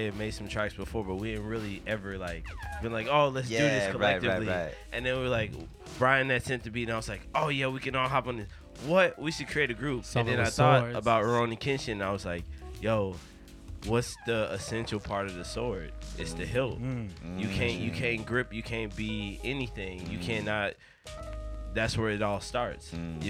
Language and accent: English; Midwest, United States; But I'm still from the Midwest, where we're doing the best.